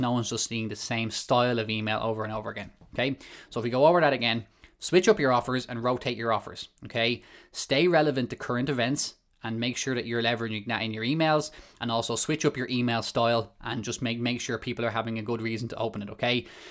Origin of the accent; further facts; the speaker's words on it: Malahide, Leinster, Ireland; I come from Ireland, um, small town in North Dublin called Malahide